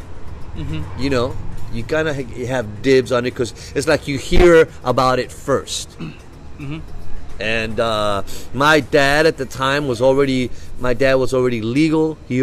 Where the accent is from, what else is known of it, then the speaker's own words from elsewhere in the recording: Tijuana, Baja California, Mexico; first language Spanish; English is a second language; also born or lived in San Ysidro, California / Los Angeles; now in United States; I was actually born and raised 4 blocks from the border.